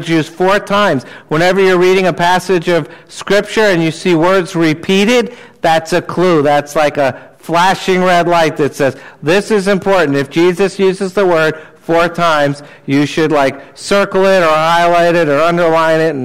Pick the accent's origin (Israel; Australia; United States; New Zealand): United States; New Jersey; I grew up in New Jersey